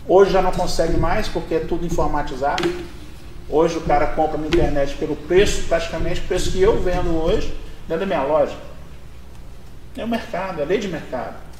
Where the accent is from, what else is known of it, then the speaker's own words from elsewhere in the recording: Barra Mansa, Rio de Janeiro, Brazil; also born or lived in Belo Horizonte; now in Pouso Alegre, Brazil; Sou de Barra Mansa, nascido lá em 67